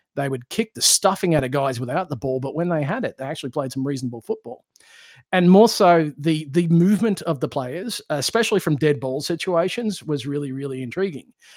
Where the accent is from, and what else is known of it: Australia; born or raised there; moved away